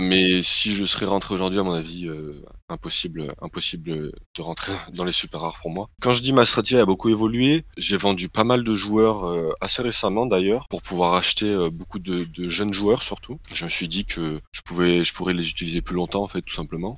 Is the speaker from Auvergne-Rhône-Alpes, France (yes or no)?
yes; Grenoble, Auvergne-Rhône-Alpes, France; moved away as an adult; now in Paris, France; je suis grenoblois à la base mais j'ai immigré à Paris assez récemment